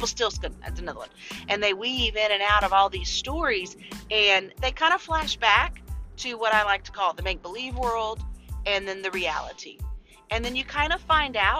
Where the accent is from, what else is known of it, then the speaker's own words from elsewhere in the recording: Louisiana, United States; I am from Louisiana